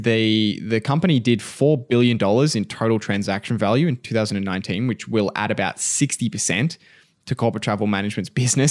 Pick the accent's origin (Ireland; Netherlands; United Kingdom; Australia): Australia; we're Australian